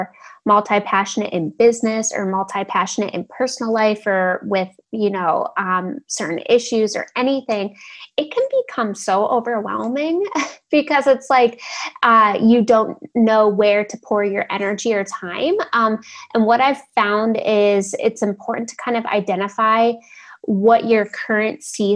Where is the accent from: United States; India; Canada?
United States; Ohio; now in Portland, United States; I'm from the Midwest. So grew up in Ohio